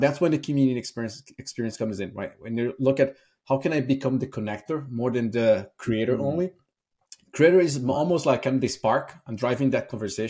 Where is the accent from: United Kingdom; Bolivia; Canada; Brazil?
Brazil; moved away as an adult; also born or lived in Ireland; now in San Francisco, United States; I'm originally from Brazil. I moved to Ireland in 2008, so that's 15 years ago.